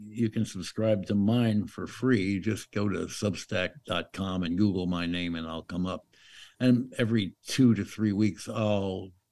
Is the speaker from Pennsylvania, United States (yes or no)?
yes; Pennsylvania, United States; moved away; I was raised in Pennsylvania